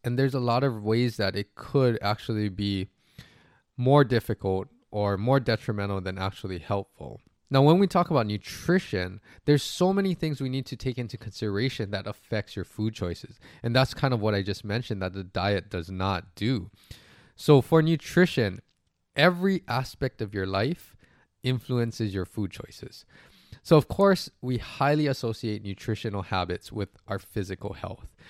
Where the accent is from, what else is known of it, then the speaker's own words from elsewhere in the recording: Hawaii, United States; moved away; also born or lived in US mainland; I'm from Hawaii